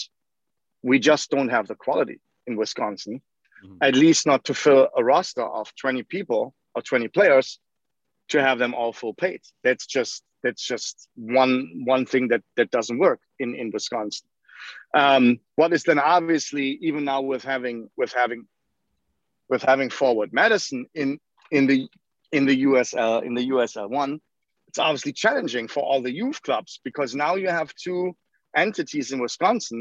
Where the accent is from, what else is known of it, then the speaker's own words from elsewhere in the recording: Leverkusen, North Rhine-Westphalia, Germany; moved away as an adult; now in Milwaukee, United States; I grew up in Leverkusen, Germany